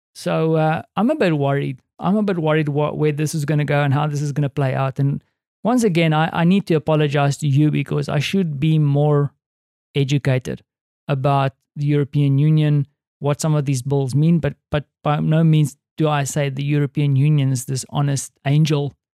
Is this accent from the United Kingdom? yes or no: no; South Africa; moved away as an adult; now in Poland; as a South African